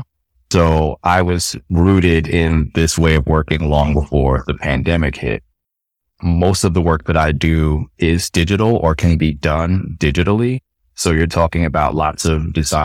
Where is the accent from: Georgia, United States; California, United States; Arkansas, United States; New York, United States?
New York, United States; New York City; moved away; also born or lived in Atlanta / Birmingham; I'm from Queens originally